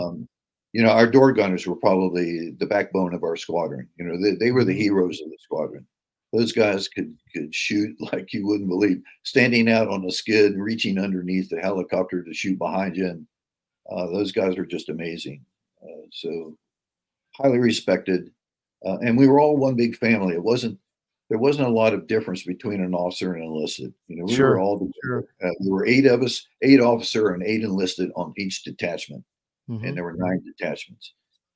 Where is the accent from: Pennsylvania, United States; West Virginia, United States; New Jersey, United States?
West Virginia, United States; I was from West Virginia